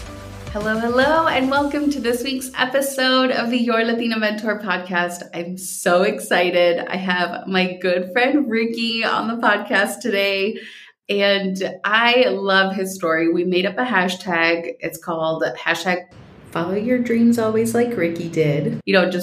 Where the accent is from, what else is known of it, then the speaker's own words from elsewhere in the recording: Minnesota, United States; as I got used to saying growing up in Minnesota so that people would understand me